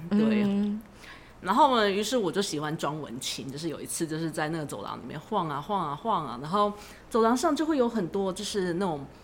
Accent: Taiwan; also born or lived in Leiden, Netherlands; 我们台湾

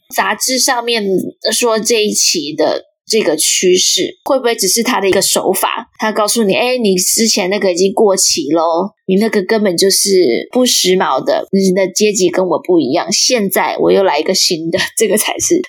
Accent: Chiayi, Chiayi City, Taiwan; 因为我是嘉义人，台湾嘉义

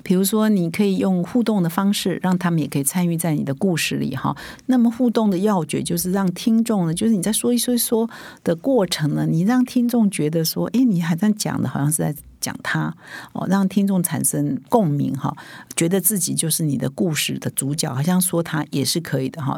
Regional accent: Taiwan; 我们台湾人

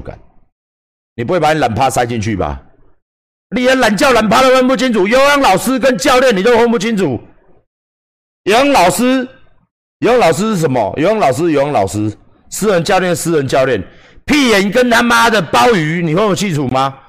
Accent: Taiwan; 不是我们台湾人没有感情，我们台湾人真的很有感情，我们台湾人真的很愿意帮助别人

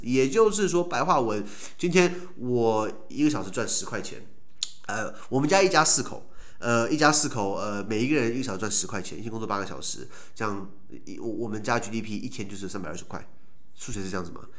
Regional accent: Taiwan; 我们台湾人

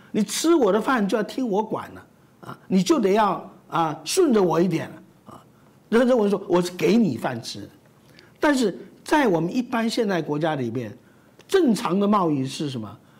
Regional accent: Taiwan; 我们台湾人

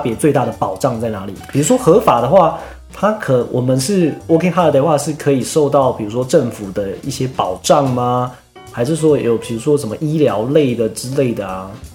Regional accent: Taiwan; 我们台湾人

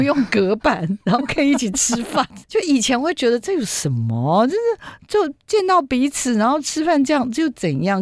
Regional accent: Taiwan; 我们台湾

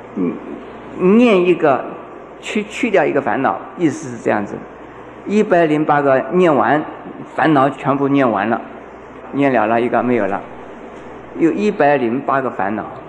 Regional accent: China; 我们中国人

